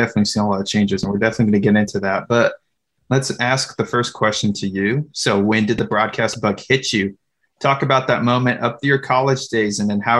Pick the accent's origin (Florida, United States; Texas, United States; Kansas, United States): Texas, United States; San Antonio; Although I'm from San Antonio, born and raised, I have family down along the coastal bend.